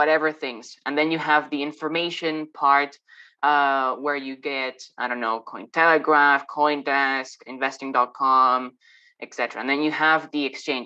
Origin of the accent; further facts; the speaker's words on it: Madrid, Community of Madrid, Spain; moved away; Initially from Madrid